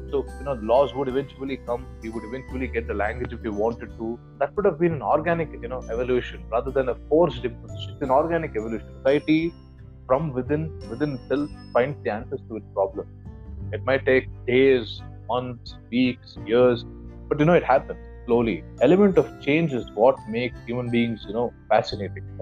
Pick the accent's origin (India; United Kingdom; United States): India; as an Indian